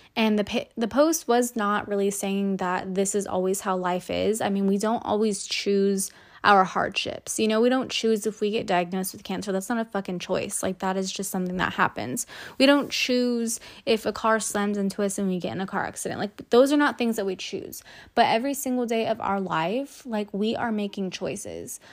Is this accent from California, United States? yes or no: yes; Salinas, California, United States; also born or lived in Davis, California; I'm from Salinas, California